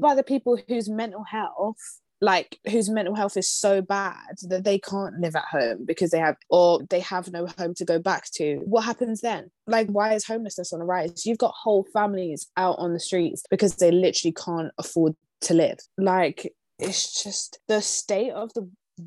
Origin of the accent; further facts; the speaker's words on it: London, United Kingdom; we're from London, so we will never be able to buy a house in London